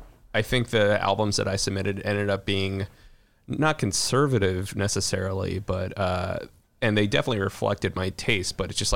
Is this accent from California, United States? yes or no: no; Chicago, Illinois, United States; to my experience as a Chicagoan